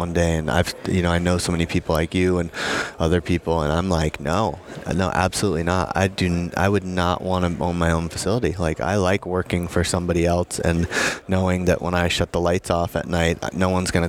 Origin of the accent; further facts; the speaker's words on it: Vermont, United States; I'm from Vermont, so I can say that I've always felt we were a little behind the times in New England